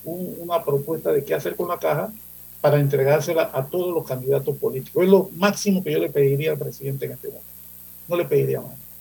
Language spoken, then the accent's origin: Spanish; Panama City, Panama; Yo soy santanero, yo nací en Santana, frente al Banco Nacional, en una de esas casas por ahí. Yo nací ahí. Y estudié en Manuel José Hurtado, santanero.